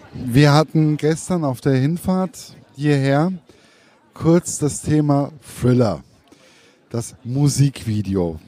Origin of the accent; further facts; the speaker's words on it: Hesse, Germany; Als Hesse